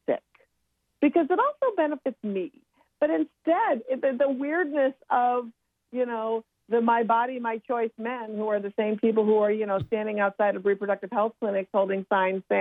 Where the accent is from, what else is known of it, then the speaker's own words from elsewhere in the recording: Minnesota, United States; me being born and raised in Minnesota